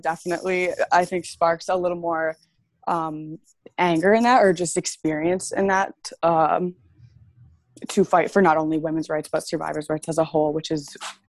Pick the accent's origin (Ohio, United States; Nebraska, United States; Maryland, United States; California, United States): Maryland, United States; Well, I'm actually from Maryland, which surprises a lot of people.